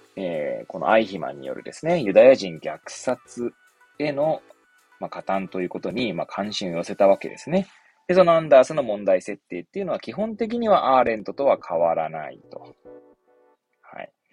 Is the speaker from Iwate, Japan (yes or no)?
no; Hachioji, Tokyo, Japan; moved away; 出身が東京の八王子市なんですけれども